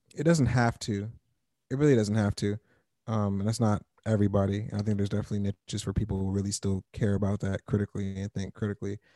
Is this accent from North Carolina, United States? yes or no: no; Fort Washington, Maryland, United States; moved away as an adult; also born or lived in Wisconsin / Madison; now in Chicago, United States; I grew up in Maryland.